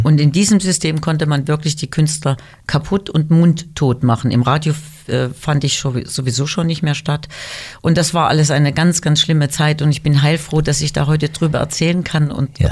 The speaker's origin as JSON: {"language": "German", "town": "Weimar", "region": "Thuringia", "country": "Germany", "tie": "born or raised there", "also_born_or_lived": "Düsseldorf", "moved": "as an adult", "said": "Meine Geburtsstadt Weimar ist einfach meine Heimat und ich bin sehr glücklich, dass ich da, nachdem ich zwölf Jahre in Düsseldorf war, wieder hingezogen bin"}